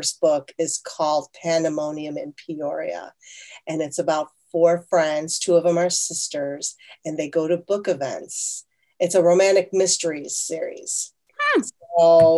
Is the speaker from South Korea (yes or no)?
yes; South Korea; born there; my kids are first generation Korean Italian because I was born in South Korea.